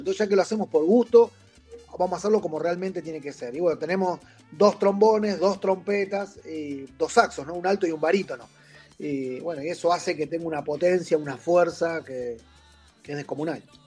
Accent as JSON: {"language": "Spanish", "country": "Argentina", "accent": "Argentine", "said": "somos argentinos"}